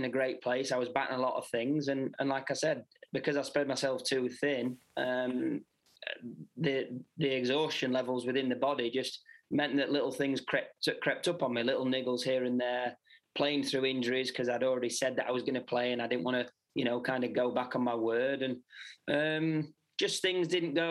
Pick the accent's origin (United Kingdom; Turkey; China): United Kingdom; obviously being British